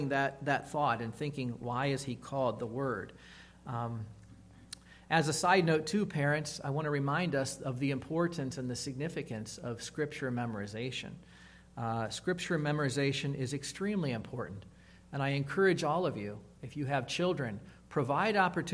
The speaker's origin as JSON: {"language": "English", "town": "Massillon", "region": "Ohio", "country": "United States", "tie": "born or raised there", "said": "I was blessed to attend a Christian elementary school when I grew up in Massillon, Ohio, Calvary Christian Academy."}